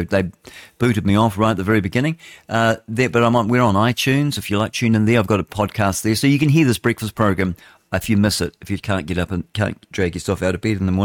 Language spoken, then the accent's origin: English; England, United Kingdom; now in New Zealand; I'm bloody English. That's what I am. I'm English, and I don't pronounce my vowels like